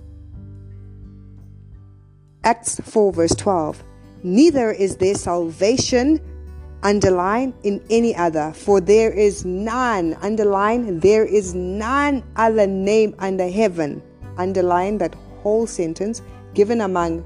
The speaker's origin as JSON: {"language": "English", "country": "South Africa", "said": "I come from South Africa"}